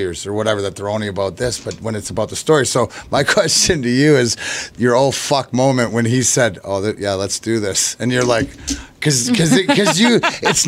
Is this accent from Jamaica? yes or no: no; Canada; now in United States; I'm Canadian. I'm going home anyways